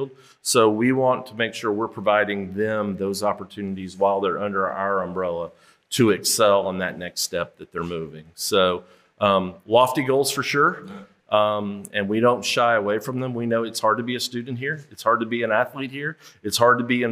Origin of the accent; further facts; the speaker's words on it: Kansas City, United States; moved away as an adult; now in Memphis, United States; I grew up in Kansas City